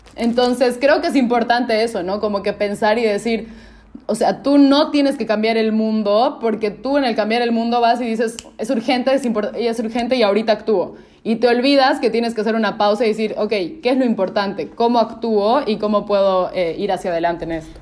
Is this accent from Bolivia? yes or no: yes; Cochabamba, Bolivia; yo soy boliviana, soy de una ciudad que se llama eh, Cochabamba